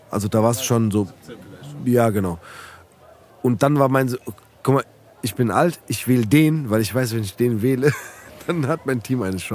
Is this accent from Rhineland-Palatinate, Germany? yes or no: no; Frankfurt, Hesse, Germany; also born or lived in Praunheim, Frankfurt; ich als Rödelheimer zum Beispiel, so, ne? Also Rödelheim ist nicht so wie die Nordi so. Vielleicht für die Rödlamer Jungs oder auch für mich, der da aufgewachsen ist